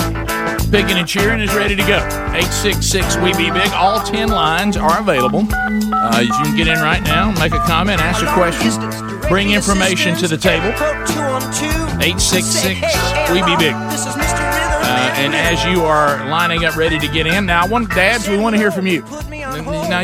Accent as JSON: {"language": "English", "region": "Alabama", "country": "United States", "tie": "born or raised there", "said": "we were born and raised in Alabama"}